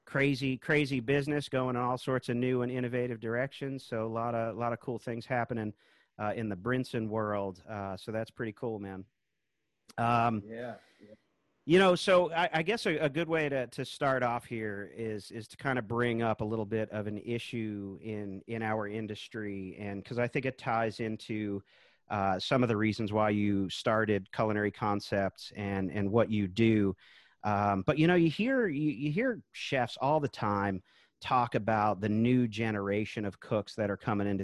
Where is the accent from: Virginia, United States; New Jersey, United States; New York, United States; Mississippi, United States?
Virginia, United States; Charlottesville; here in my hometown now, Charlottesville, Virginia.